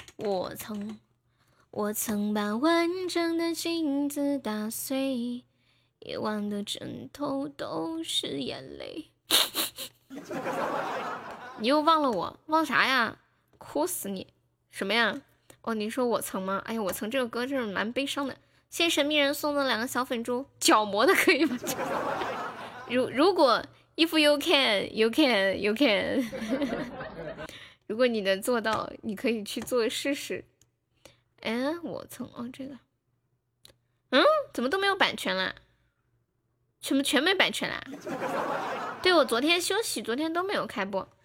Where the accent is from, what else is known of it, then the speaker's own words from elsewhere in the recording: Sichuan, China; accent: Sichuan; 我是标准的四川人